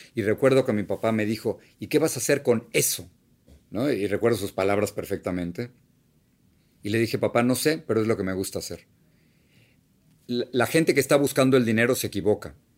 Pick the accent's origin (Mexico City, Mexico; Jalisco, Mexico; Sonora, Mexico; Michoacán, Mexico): Mexico City, Mexico; moved away as an adult; now in United States; el único hogar que he tenido de verdad es esa casa donde yo crecí en la Ciudad de México.